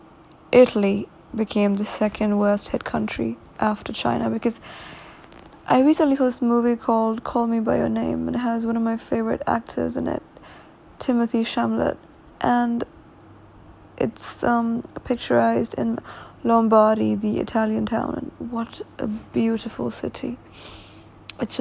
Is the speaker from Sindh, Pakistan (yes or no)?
no; Lahore, Punjab, Pakistan; coming from my home country, Pakistan, and in Lahore